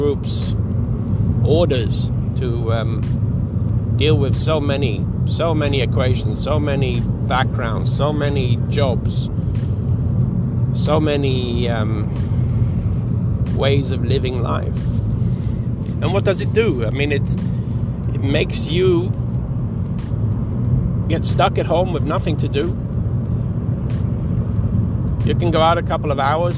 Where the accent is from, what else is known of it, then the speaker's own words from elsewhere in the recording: Sweden; I'm from Sweden